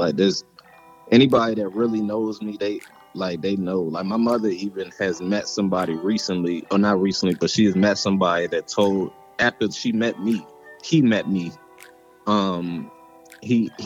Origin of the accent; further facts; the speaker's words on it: Waldorf, Maryland, United States; also born or lived in Denver, Colorado; I'm from Maryland. I'm from the DMV area, you know, Waldorf, Maryland, to be specific